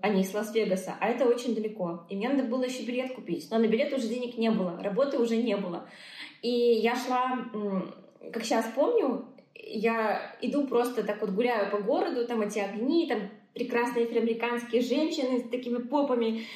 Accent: Belarus; moved away as an adult; also born or lived in Dubai / Moscow; я такая, из Беларуси

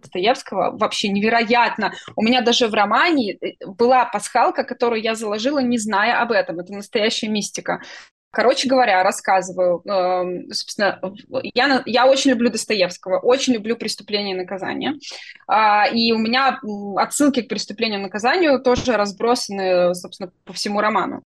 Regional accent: Belarus; я белоруска.

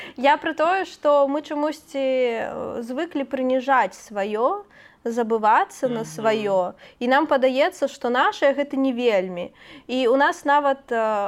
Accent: Belarus; мы яго як беларусы

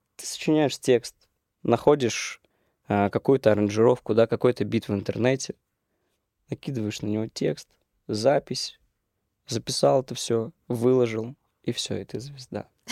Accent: Orenburg, Orenburg Oblast, Russia; moved away as an adult; now in Moscow, Russia; Я из Оренбурга

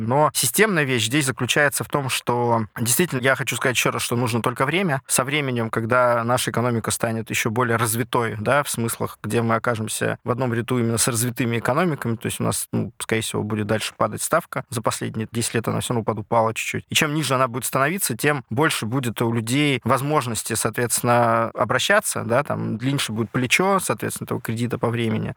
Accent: Magnitogorsk, Chelyabinsk Oblast, Russia; в моём родном городе, в Магнитогорске

